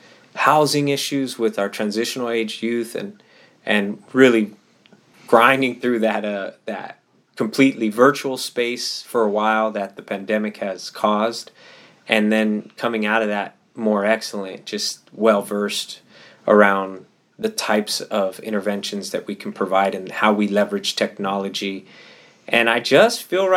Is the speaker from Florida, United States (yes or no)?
no; Pomona, California, United States; my hometown city of Pomona